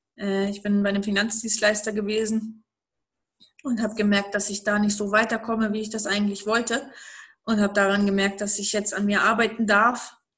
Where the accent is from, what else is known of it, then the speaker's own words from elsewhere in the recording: East Germany, Germany; ich bin aufgewachsen im Osten. Ähm, noch in der DDR geboren, aufgewachsen, dann aber nicht mehr in der DDR